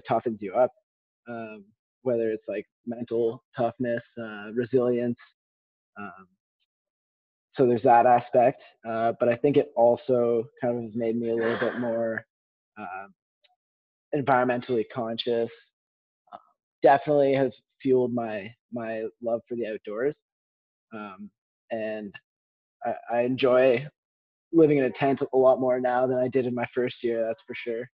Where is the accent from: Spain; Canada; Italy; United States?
Canada; Ontario; I'm born and raised in Ontario